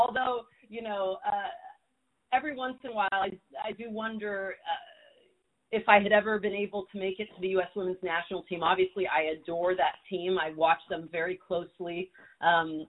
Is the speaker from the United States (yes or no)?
yes; Southern California, United States; I grew up in Southern California. I'm a California girl